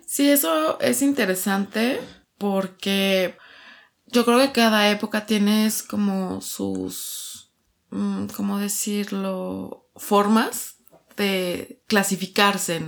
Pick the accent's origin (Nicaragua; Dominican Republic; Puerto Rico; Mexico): Mexico; Mexico City; de aquí, de, de, la Ciudad de México